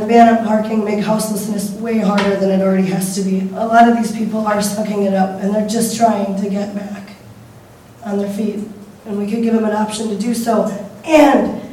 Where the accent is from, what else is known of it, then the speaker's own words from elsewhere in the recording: Wausau, Wisconsin, United States; now in Astoria, United States; I'm from Wausau, Wisconsin